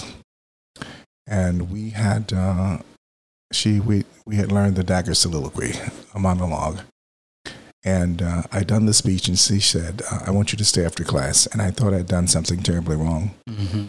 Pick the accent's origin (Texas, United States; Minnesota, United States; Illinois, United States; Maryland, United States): Texas, United States; now in Philadelphia, United States; I grew up in Texas